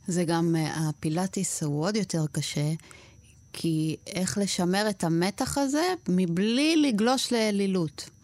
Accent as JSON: {"language": "Hebrew", "country": "Argentina", "tie": "born or raised there", "moved": "yes", "lives_now": "Israel", "said": "ששנינו נולדנו בארגנטינה"}